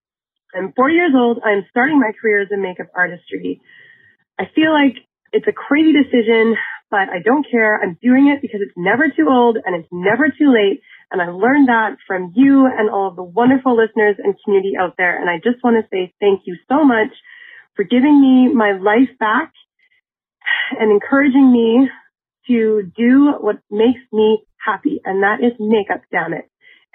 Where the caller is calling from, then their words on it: Winnipeg, Manitoba, Canada; I'm calling from Winnipeg, Manitoba, Canada, where it is literally minus 23 degrees Celsius.